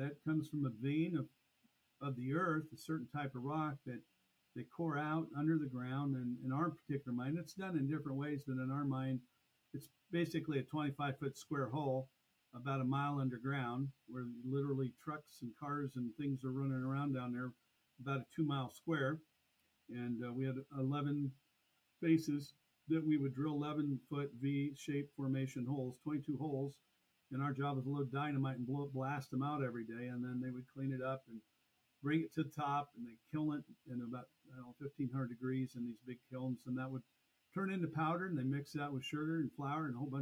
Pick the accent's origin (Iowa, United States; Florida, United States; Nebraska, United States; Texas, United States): Iowa, United States; Burlington; I was born in Burlington, Iowa, 1963. And it's a city that I'm still located in to this day. Raised here on a farm initially